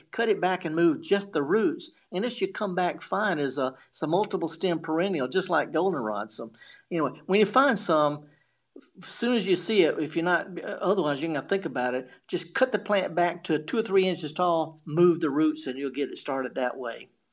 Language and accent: English; the Mississippi Delta, United States; in the Delta, of course, I'm from the Delta